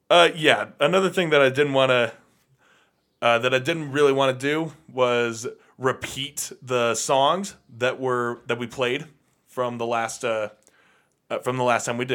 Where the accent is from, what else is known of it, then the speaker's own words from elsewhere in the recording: England, United Kingdom; growing up in England in the 70s and 80s, of course, you're going to see … a few times